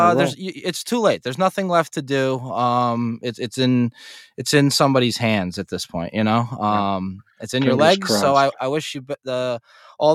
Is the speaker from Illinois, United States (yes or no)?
no; New York, United States; We're both from New York